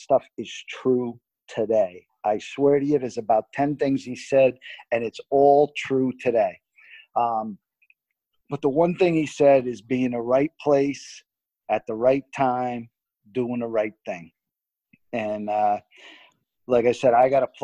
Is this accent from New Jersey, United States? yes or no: yes; Garfield, New Jersey, United States; moved away; I came from Garfield. There were no cars picking you up in Garfield